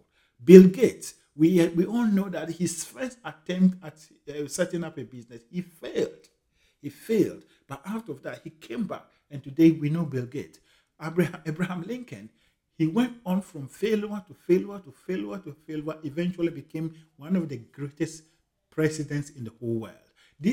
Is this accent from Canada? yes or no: no; Ghana; moved away as an adult; now in United Kingdom; growing up in Ghana and going through university up to the point I completed and migrated to the United Kingdom